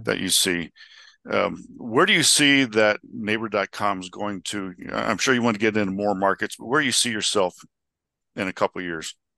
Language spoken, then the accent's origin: English; Scottsdale, Arizona, United States; my hometown of Scottsdale